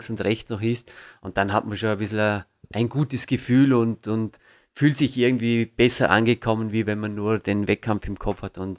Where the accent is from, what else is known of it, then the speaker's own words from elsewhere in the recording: Vorarlberg, Austria; ich komme aus dem Bregenzer Wald. Das ist eine sehr, sehr äh, kernige Gegend, wie man so schön sagen kann.